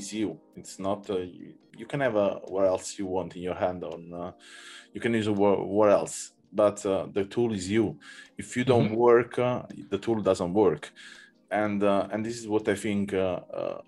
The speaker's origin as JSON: {"language": "English", "country": "Italy", "said": "I'm from Italy"}